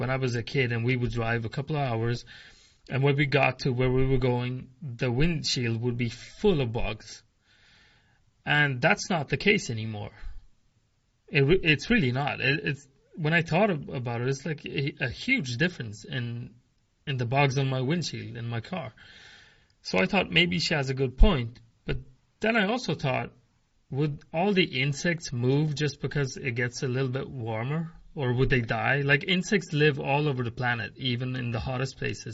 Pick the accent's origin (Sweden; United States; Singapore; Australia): Sweden; I'm from Sweden, the country